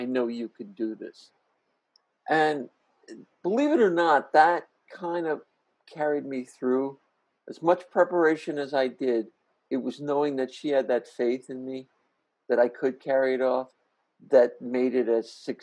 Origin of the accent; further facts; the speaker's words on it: New Jersey, United States; As a kid, I grew up in Jersey